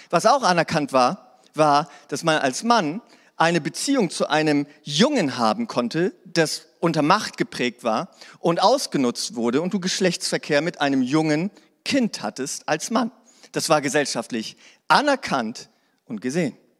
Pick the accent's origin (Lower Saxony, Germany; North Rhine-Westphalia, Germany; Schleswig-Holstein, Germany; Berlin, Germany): Lower Saxony, Germany; Hanover; now in Ravensburg, Germany; Ich komme aus Hannover.